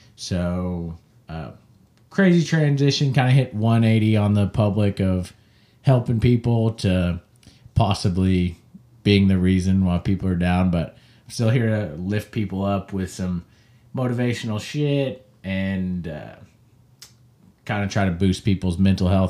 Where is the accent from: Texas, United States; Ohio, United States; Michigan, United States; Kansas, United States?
Kansas, United States; I'm from Kansas, the craft beer caf-, uh, capital of the world